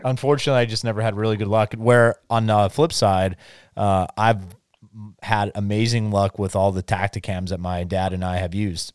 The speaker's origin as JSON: {"language": "English", "town": "Hazleton", "region": "Pennsylvania", "country": "United States", "tie": "born or raised there", "said": "I grew up just outside of Hazleton, so my whole life, and that's where I grew up hunting"}